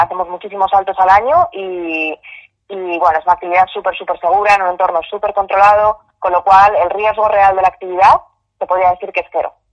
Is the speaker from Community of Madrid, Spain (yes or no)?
yes; Madrid, Community of Madrid, Spain; yo soy de Madrid